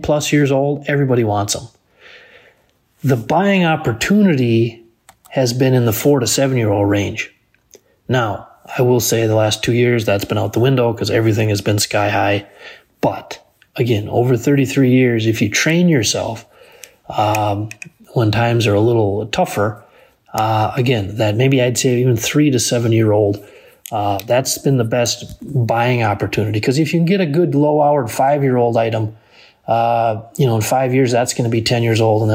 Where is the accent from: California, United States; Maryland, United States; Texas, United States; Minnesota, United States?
Minnesota, United States; Benson; my hometown of Benson, Minnesota